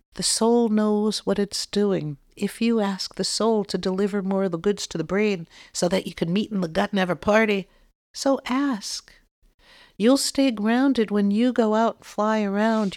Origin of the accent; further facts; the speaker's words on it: Boston, Massachusetts, United States; I'm from Boston